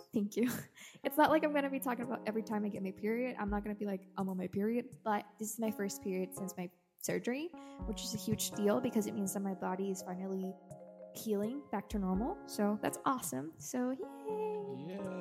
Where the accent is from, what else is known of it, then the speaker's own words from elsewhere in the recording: El Salvador; I am from El Salvador